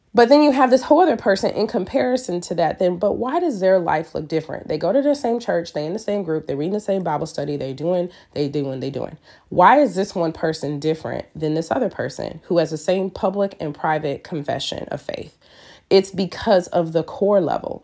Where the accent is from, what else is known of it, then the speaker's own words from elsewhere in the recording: Michigan, United States; moved away; we're from Michigan